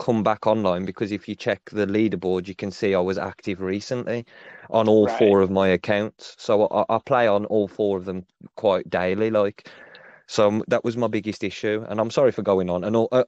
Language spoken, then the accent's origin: English; England, United Kingdom; obviously I'm from England, so it's different.